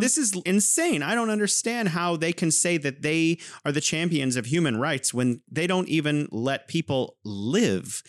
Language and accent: English; California, United States; now in Wuhan, China; I am originally from California, but now I am living in beautiful Wuhan, China